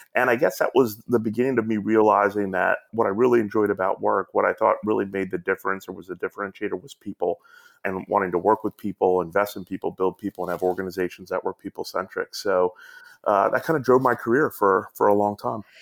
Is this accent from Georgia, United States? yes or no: yes; Atlanta, Georgia, United States; moved away; also born or lived in New York City; I grew up down in Atlanta